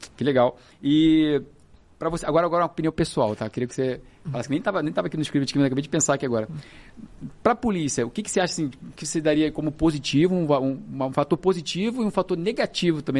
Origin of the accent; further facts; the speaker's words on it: Rio de Janeiro, Brazil; eu sou do Rio de Janeiro